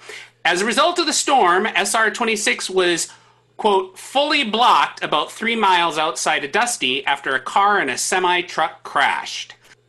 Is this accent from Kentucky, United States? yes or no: no; Minnesota, United States; I'm from Minnesota, and that took me a second.